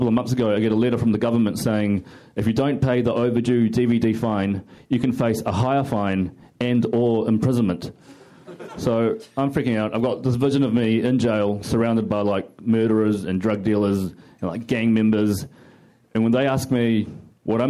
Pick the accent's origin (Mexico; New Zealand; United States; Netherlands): New Zealand; I'm actually from New Zealand